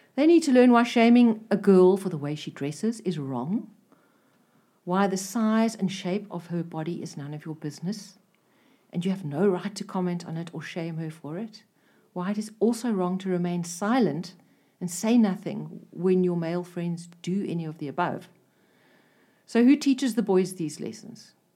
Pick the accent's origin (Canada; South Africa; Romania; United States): South Africa; I'm a South African.